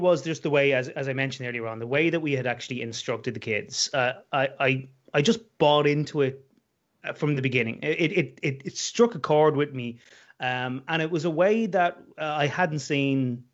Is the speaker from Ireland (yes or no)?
yes; Dublin, Leinster, Ireland; moved away as an adult; also born or lived in west coast of Ireland; now in West coast, Ireland; I'm from Dublin, capital city, but I'm living on the west coast of Ireland these days.